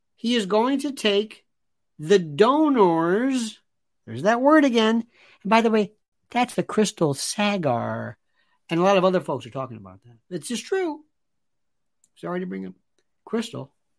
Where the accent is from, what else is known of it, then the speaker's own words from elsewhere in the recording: Florida, United States; Growing up in Florida